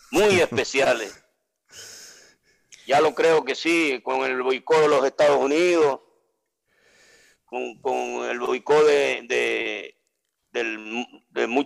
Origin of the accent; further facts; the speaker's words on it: Venezuela; ¿de dónde eres? soy venezolano, ah, Venezuela, Suramérica.